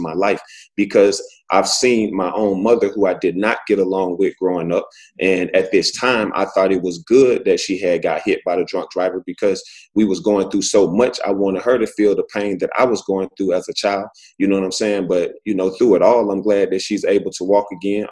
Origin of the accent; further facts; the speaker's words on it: Alexander City, Alabama, United States; I'm originally from Alabama. You know, I was raised by, you know, a single mother